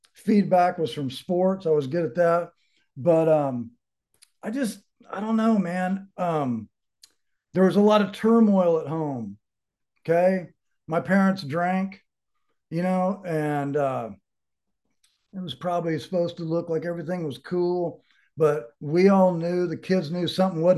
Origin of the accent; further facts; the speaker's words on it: Dallas, Texas, United States; moved away as an adult; also born or lived in California; now in Colorado, United States; I grew up in Dallas, oldest of five kids